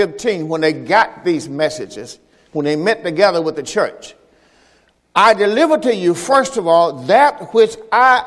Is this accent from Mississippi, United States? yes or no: yes; Mississippi, United States; I'm from the South, from Mississippi, the plantation